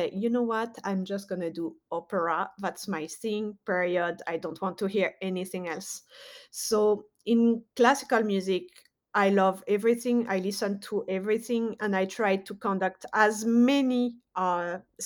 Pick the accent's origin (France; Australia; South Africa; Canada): France; moved away as an adult; now in United States; I was born in France, grew up in France, but also did a lot of my studies in the USA. So I've been living in America for 12 years